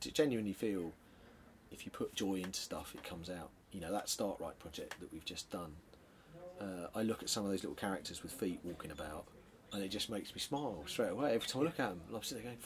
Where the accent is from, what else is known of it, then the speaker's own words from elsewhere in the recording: London, United Kingdom; also born or lived in Norwich; I'm from South London. I grew up in the sort of suburbs of near Croydon.